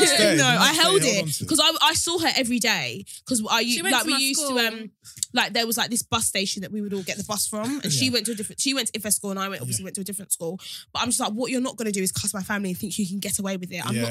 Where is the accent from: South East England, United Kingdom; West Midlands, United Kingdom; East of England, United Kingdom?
South East England, United Kingdom; Sittingbourne; I'm from Sittingbourne.